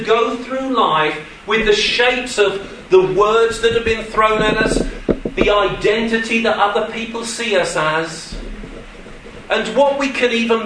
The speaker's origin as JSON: {"language": "English", "area": "Suffolk", "region": "East of England", "country": "United Kingdom", "tie": "born or raised there", "moved": "yes", "said": "I'm sorry I'm English. I'm sorry I come from across the border. But that's not the fullness of my identity with you. Yes, I was born in Suffolk."}